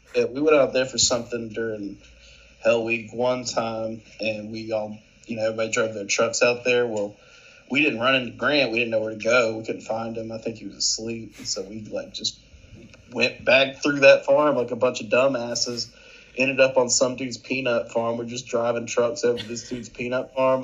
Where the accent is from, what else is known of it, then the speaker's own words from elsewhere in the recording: Jefferson, Georgia, United States; I'm from Jefferson, from like a small area like